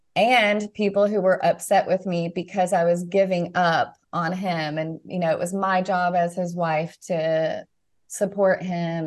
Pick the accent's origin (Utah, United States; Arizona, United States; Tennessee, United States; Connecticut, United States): Tennessee, United States; Nashville; moved away as an adult; I'm from Na-, the Nashville area and was excited to be close to family